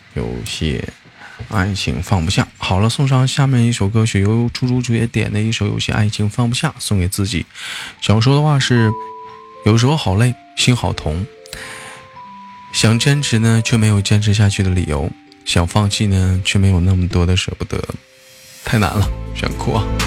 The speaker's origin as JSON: {"language": "Chinese", "town": "Changchun", "region": "Jilin", "country": "China", "tie": "born or raised there", "also_born_or_lived": "Gongzhuling, Jilin", "said": "我在吉林长市出生"}